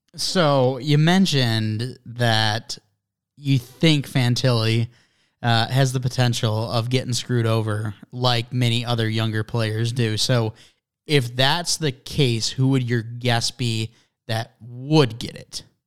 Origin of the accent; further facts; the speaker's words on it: Detroit, Michigan, United States; we're from Detroit.